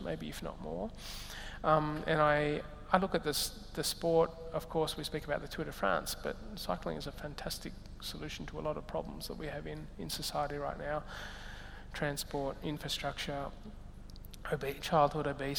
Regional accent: Katherine, Northern Territory, Australia; moved away; also born or lived in Melbourne, Australia; I was born in Katherine in the Northern Territory. I lived in an Aboriginal settlement

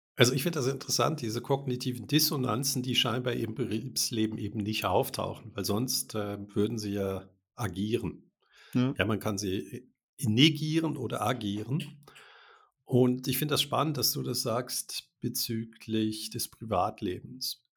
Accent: Germany; first language German; now in Switzerland; Wir sind ja auch beide in Deutschland geboren. Ich lebe seit äh, 33 Jahren in der Schweiz

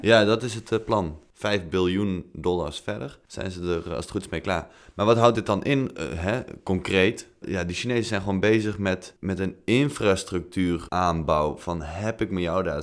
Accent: Netherlands

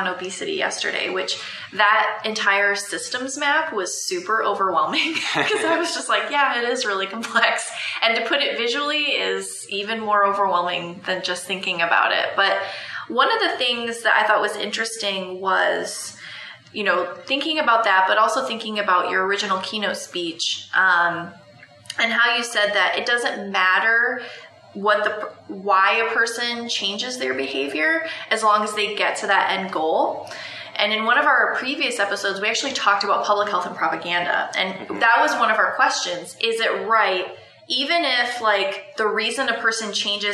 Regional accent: Florida, United States; we're both from Florida

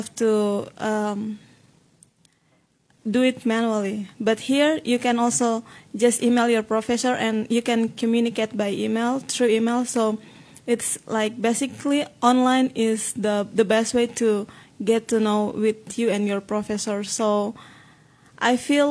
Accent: Timika, Central Papua, Indonesia; English is a second language; moved away as an adult; also born or lived in Yogyakarta, Indonesia; now in Orlando, United States; I'm from Timika, Papua, which is the eastern part of Indonesia, and it's kind of rural area.

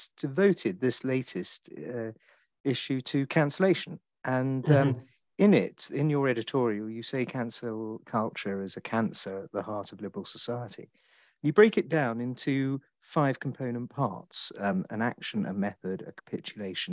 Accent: England, United Kingdom; an Englishman like me

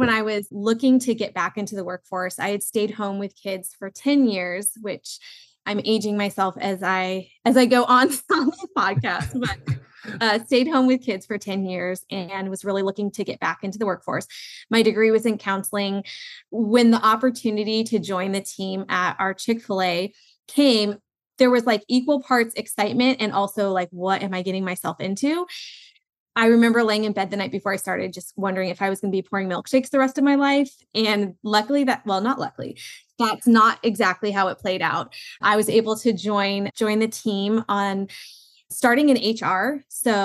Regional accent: Southern California, United States; I grew up in Southern California where we were an emerging market

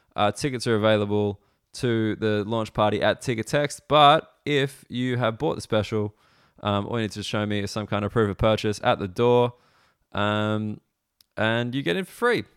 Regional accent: Sydney, New South Wales, Australia; moved away as an adult; now in London, United Kingdom; I'm from Sydney

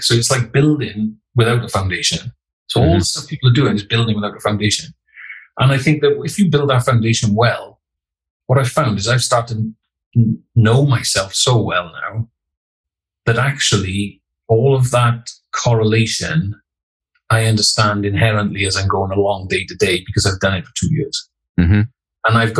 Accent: the Welsh Valleys, Wales, United Kingdom; I grew up in the Welsh Valleys

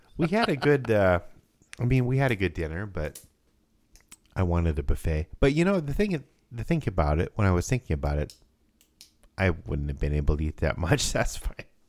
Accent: Rapid City, South Dakota, United States; growing up in Rapid City, South Dakota

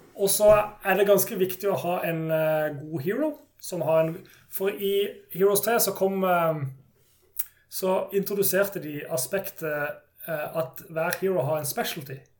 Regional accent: Kristiansand, Agder, Norway; jeg er jo fra Kristiansand, så er jeg i Agder

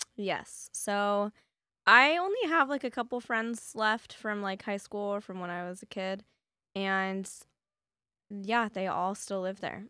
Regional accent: Las Vegas, Nevada, United States; also born or lived in Berkeley, California; I spent, like, four or five years of my life there before we moved to Las Vegas

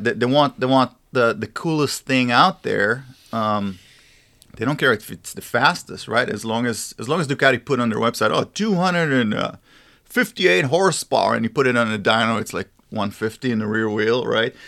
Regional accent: Israel; moved away; I'm from Israel

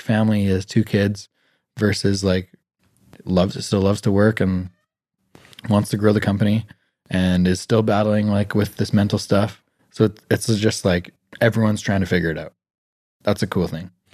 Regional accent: Canada; being born in Canada in a middle class family

